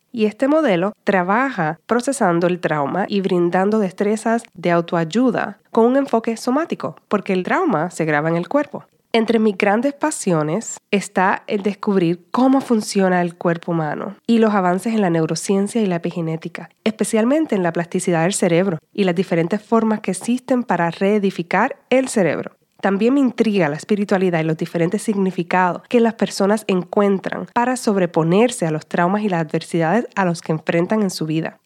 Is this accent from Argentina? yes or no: no; Puerto Rico; first language Spanish; now in Los Angeles, United States; Nací y me crié en la isla de Puerto Rico y actualmente vivo y trabajo en Los Ángeles.